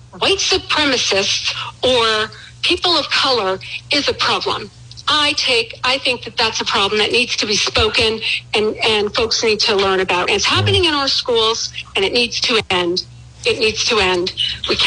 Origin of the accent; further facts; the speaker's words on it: Canada; moved away as an adult; now in United States; I was raised in Canada. I became an American citizen over 30 years, you know, a long time ago. I moved to this country.